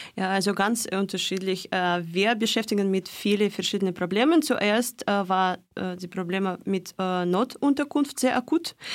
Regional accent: Moscow, Russia; German is a second language; moved away as an adult; now in Freiburg, Germany; in, in Moskau geboren und auch gewachsen.

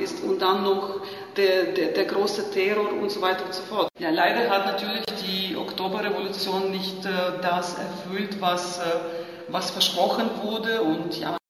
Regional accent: Lviv, Lviv Oblast, Ukraine; German is a second language; moved away; ich bin aufgewachsen und in die Schule gegangen zur Gorbatschow-Ära. Also die, ich, ich, komme aus Lemberg

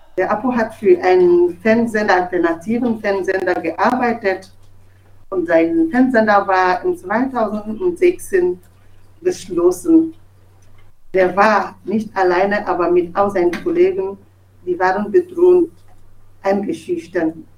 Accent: Togo; German is a second language; moved away as an adult; now in Germany; Ich komme aus Togo und bin Journalistin.

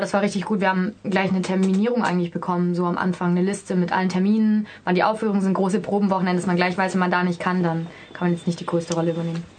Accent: Swabia, Germany; Ich komme aus Schwaben

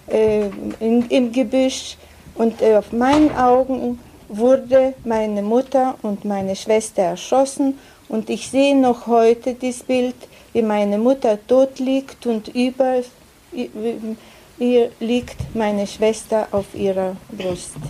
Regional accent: Plungė, Telšiai County, Lithuania; born there; Also ich bin in Plunge geboren. Plunge ist keine große Stadt, in Teil Jamaitia von Litauen, in einer Familie, wo sechs Kinder waren.

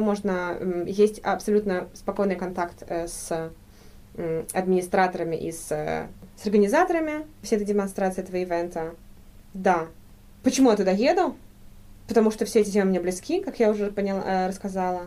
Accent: Saint Petersburg, Russia; moved away as an adult; now in Freiburg, Germany; Я из Петербурга, родители мои петербуржцы, и я, э, в принципе, до э, первые свои 22 года провела в России. Ага. Только после этого переехала в Германию.

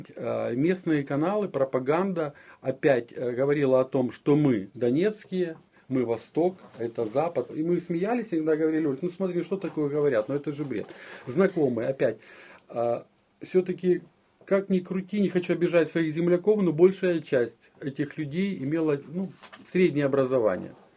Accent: Makiivka, Donetsk Oblast, Ukraine; moved away as an adult; я родился в городе Макеевка

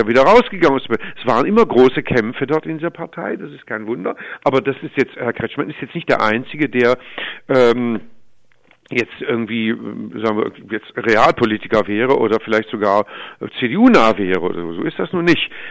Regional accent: Stuttgart, Baden-Württemberg, Germany; ich komme aus Stuttgart

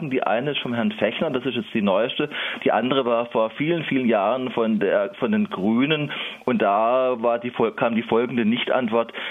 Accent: Baden-Württemberg, Germany; Ich komme ja aus dem Landkreis Emding, da ist es sozusagen direkt von meiner Haustür und ich habe da in Anführungszeichen ein heimatkundliches Interesse

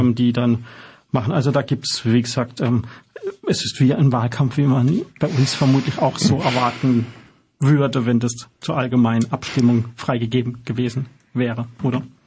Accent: Germany; uns als Deutsche

